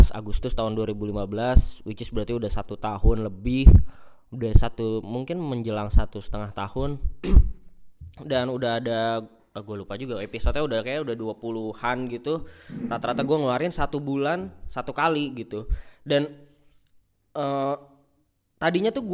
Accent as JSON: {"language": "Indonesian", "town": "Bekasi", "region": "West Java", "country": "Indonesia", "said": "ya gua nggak milih gua orang Bekasi gitu"}